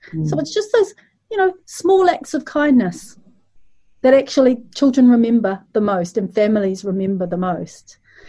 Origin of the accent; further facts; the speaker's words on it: Malaysia; I'm from Malaysia